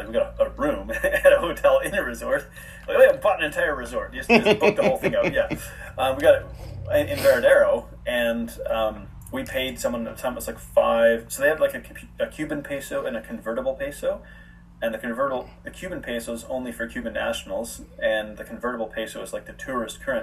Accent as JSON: {"language": "English", "country": "Canada", "also_born_or_lived": "Guadalajara, Mexico / South Africa", "moved": "as an adult", "said": "I'm from Canada and it's part of North America."}